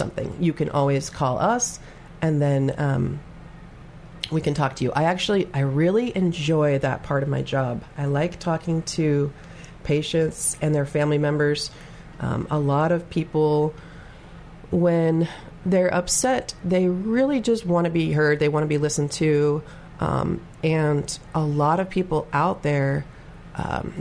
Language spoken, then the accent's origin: English; Arlington, Oregon, United States; moved away as an adult; also born or lived in Hermiston, Oregon; I was actually born at Good Shepherd, the old hospital. And then I grew up in the Arlington and Ione areas